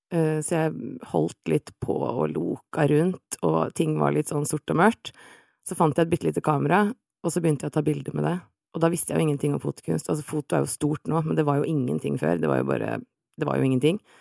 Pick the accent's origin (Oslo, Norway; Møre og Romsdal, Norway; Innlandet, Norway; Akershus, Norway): Oslo, Norway; 35, fra Oslo.